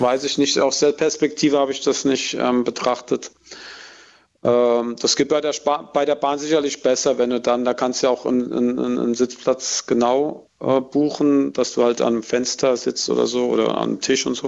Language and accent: German; village near Aschaffenburg, Bavaria, Germany; in mein Heimatdorf